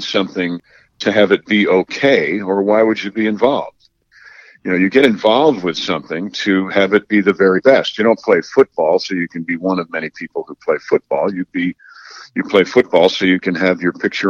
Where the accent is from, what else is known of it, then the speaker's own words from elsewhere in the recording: New York, United States; and I'm from New York. So I was 18 and from New York.